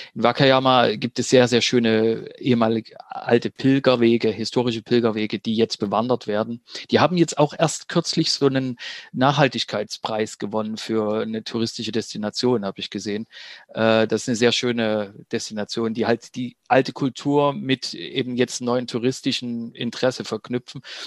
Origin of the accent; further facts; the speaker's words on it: Germany; als Deutsche